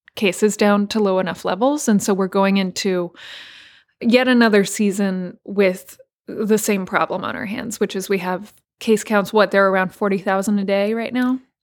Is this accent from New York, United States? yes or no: no; Texas, United States; moved away; I'm from Texas, my family's in Texas